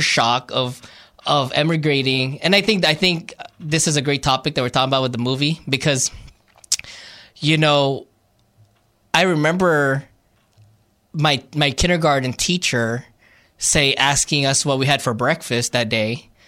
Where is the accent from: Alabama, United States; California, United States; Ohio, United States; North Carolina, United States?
California, United States; Glendale; born or raised there; also born or lived in Philippines